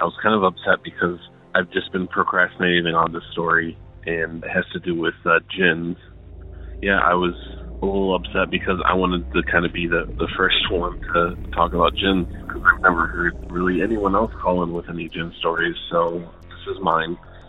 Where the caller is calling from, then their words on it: Dearborn, Michigan, United States; I'm calling from Dearborn, Michigan.